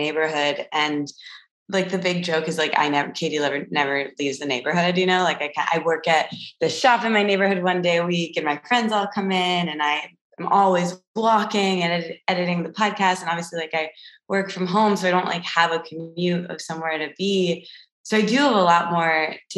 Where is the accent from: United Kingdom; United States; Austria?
United States; Midwest; moved away as an adult; now in Los Angeles, United States; growing up, I'm from the Midwest